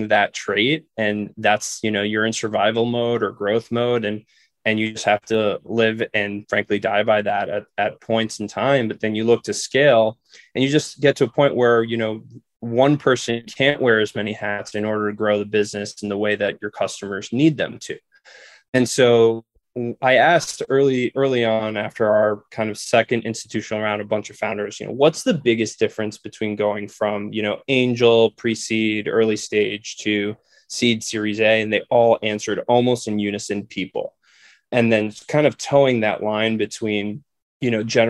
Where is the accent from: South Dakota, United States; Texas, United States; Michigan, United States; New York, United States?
New York, United States; moved away as an adult; now in Chicago, United States; I'm originally from New York